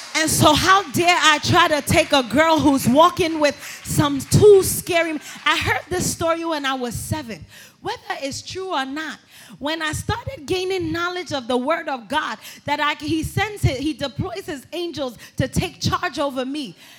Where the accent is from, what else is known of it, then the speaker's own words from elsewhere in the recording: New York City, New York, United States; I'm from Brooklyn, New York